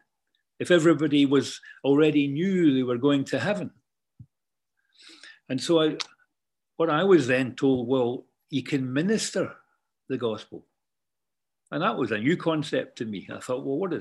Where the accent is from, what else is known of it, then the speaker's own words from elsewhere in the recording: Kirkintilloch, Scotland, United Kingdom; moved away; growing up in the Church of God up in Scotland in Kirkintilloch